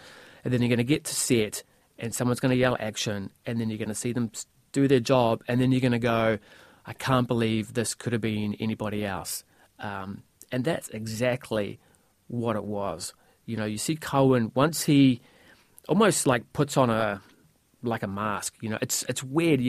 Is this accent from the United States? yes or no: no; New Zealand; I'm from New Zealand